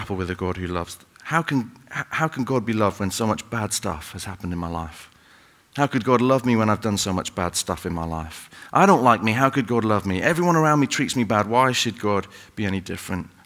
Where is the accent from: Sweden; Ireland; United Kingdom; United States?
United Kingdom; Salford, North West England; moved away; I grew up in Salford, up in Manchester